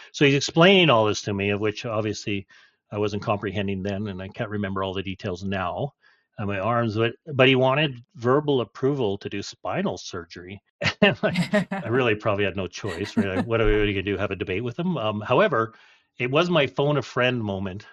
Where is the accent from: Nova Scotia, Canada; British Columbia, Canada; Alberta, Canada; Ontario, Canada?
British Columbia, Canada; Chetwynd; also born or lived in Golden / Fernie; we moved from Golden to Fernie and then we ended up in Chetwynd, BC